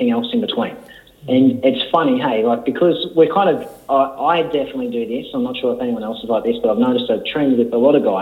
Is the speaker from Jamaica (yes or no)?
no; Leeton, New South Wales, Australia; now in Melbourne, Australia; I grew up outside of Leeton, and our next-door neighbour had the wool shed right next to our place.